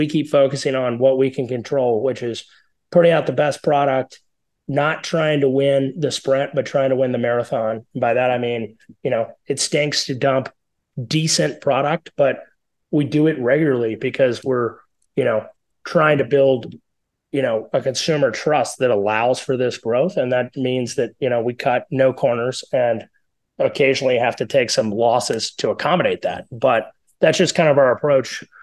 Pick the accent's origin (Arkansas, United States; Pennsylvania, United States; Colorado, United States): Colorado, United States; we are from Colorado